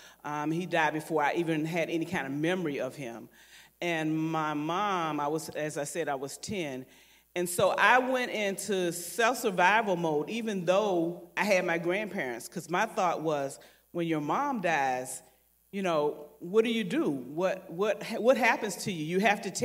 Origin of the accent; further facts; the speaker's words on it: Savannah, Georgia, United States; I was born at Georgia Infirmary Hospital, grew up in West Savannah